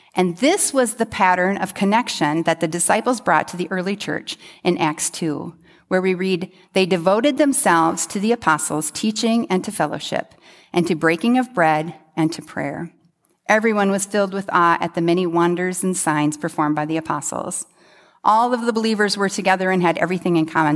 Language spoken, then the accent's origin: English; United States; as an American